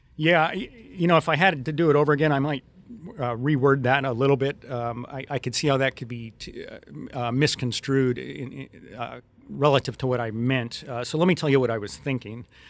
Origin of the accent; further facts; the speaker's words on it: Western Colorado, United States; I grew up in Western Colorado and spent a lot of time in that area.